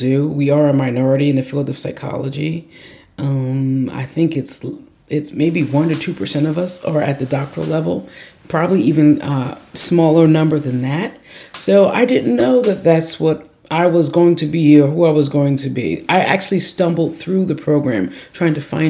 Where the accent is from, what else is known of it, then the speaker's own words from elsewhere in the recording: Camden, New Jersey, United States; I was born in the city of Camden, New Jersey, and that's significant because apparently nothing good comes out of Camden, but I made a liar out of those people. I born and raised in South Jersey, the Metro Philadelphia area